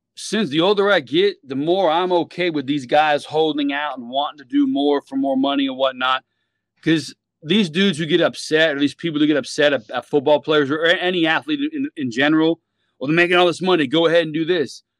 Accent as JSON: {"language": "English", "town": "Miami", "region": "Florida", "country": "United States", "said": "we're from Miami, South Florida"}